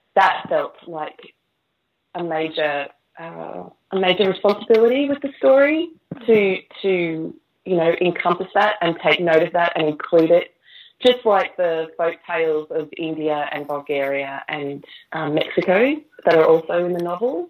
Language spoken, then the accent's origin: English; Queensland, Australia; moved away as an adult; now in Manchester, United Kingdom; I'm from Queensland with the lush tropical flowers and vegetation